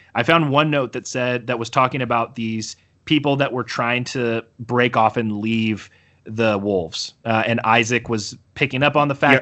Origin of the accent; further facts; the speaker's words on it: United States; I'm so American.